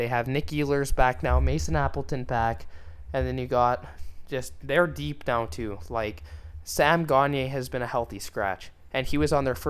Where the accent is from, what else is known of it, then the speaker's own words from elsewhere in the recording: Winnipeg, Manitoba, Canada; they're my hometown team